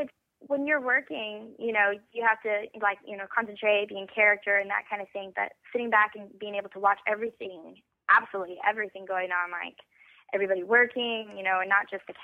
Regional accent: Weatherford, Texas, United States; Yes. Originally, I am from Weatherford, Texas.

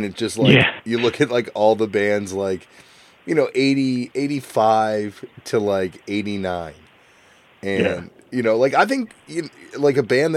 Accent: Canada; this might just be being a Canadian and not being from America

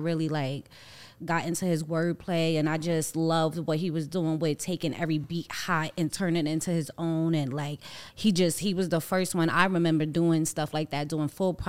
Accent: New York, United States; as New Yorker

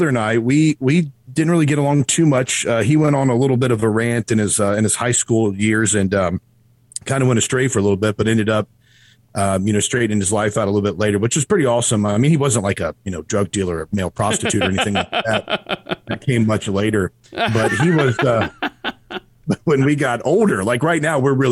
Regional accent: Erlanger, Kentucky, United States; also born or lived in Cleveland, Tennessee; Erlanger, Kentucky, which is, northern Kentucky, which is pretty much where I spent my whole life

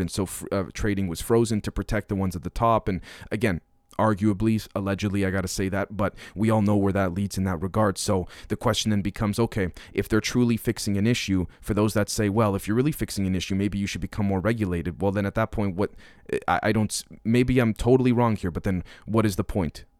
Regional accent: Canada; now in Manitoba, Canada; a Canadian being here in, in, uh, in Manitoba

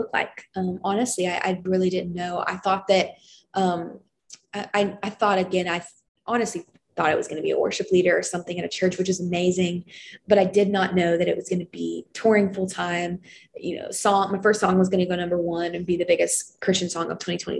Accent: Lexington, Kentucky, United States; moved away as an adult; now in Nashville, United States; my hometown of Lexington, Kentucky

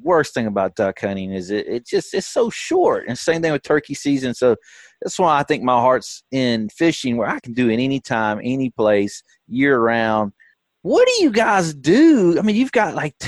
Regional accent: the Shoals, Alabama, United States; I grew up in the Shoals, which is on, you know, Pickwick, and I so happened to work my way back there.

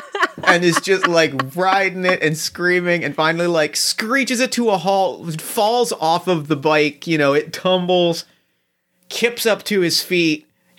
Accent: New Jersey, United States; Much like the boardwalks that I grew up in New Jersey.

